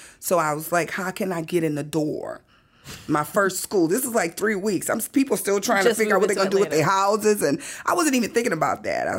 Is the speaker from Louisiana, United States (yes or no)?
yes; New Orleans, Louisiana, United States; And I said, listen, I'm here from New Orleans.